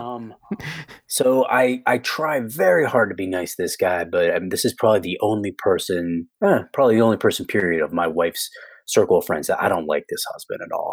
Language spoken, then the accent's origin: English; United States